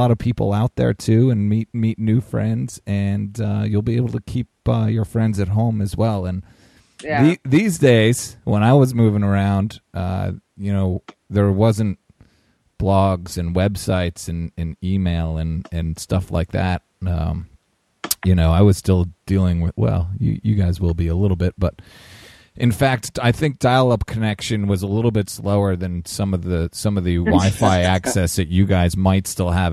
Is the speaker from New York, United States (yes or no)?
yes; upstate New York, United States; moved away as an adult; Snow skied all my life in upstate New York, and moved south for school